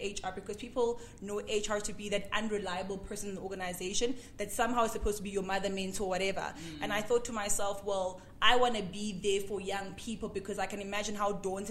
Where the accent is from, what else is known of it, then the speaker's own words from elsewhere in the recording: Durban, KwaZulu-Natal, South Africa; moved away; also born or lived in Johannesburg; I'm born and bred in Durban